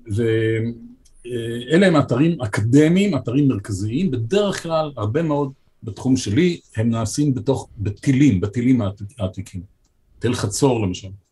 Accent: Haifa, Haifa District, Israel; also born or lived in Jerusalem; אני הייתי חיפאי

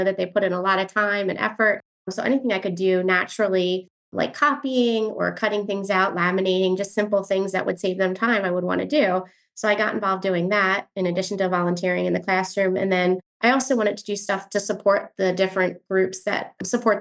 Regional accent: New Jersey, United States; moved away as an adult; also born or lived in central Pennsylvania; now in Pennsylvania, United States; I grew up in South Jersey, and currently I live in central Pennsylvania

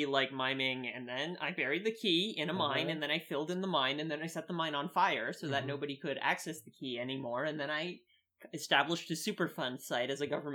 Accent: Midwest, United States; accent: Midwestern; my Midwestern accent

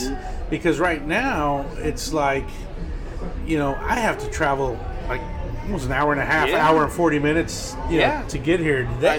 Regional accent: Texas, United States; Yeah, I mean, I'm coming from Central Texas. I moved here two years ago.

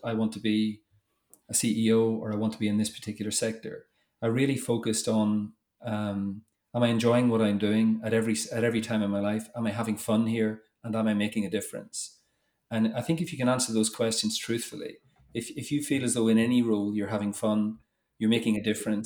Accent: Northern Ireland, United Kingdom; moved away as an adult; also born or lived in Toulouse, France / England; you probably tell by the accent, but I grew up in Northern Ireland

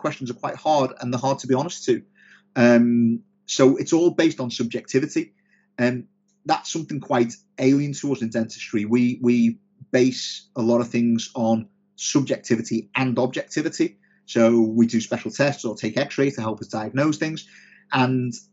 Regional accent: Liverpool, North West England, United Kingdom; now in Sheffield, United Kingdom; I'm from Liverpool originally, but I live in Sheffield.

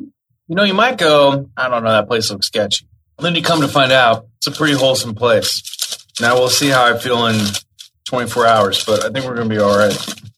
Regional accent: Olathe, Kansas, United States; born there; If you check my Wikipedia page, it says I was born in Olathe.

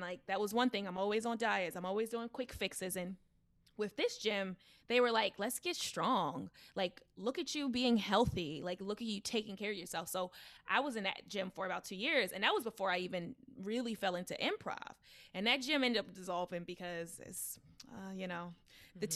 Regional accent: Baltimore, Maryland, United States; accent: country urban; I was raised in Baltimore.

